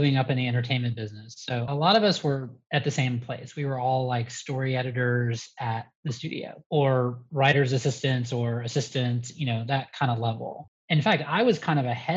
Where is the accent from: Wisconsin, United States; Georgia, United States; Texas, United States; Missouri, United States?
Georgia, United States; Atlanta; born or raised there; moved away as an adult; also born or lived in Los Angeles / New York